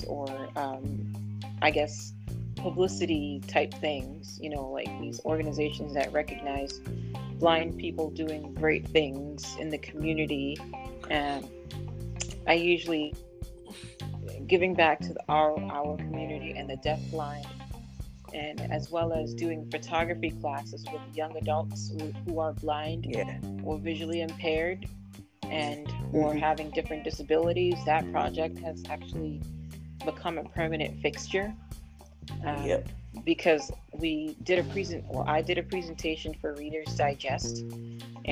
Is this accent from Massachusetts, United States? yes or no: yes; Massachusetts, United States; I grew up in Massachusetts.